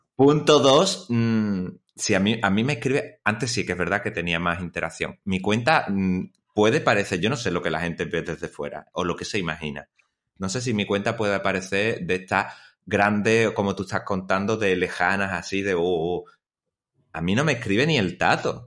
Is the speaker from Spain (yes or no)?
yes; Chipiona, Andalusia, Spain; aquí en mi pueblo, en Chipiona